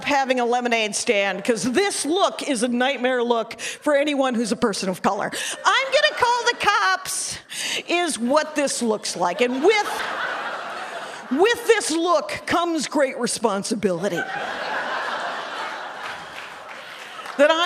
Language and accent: English; Wisconsin, United States; I'm from Wisconsin.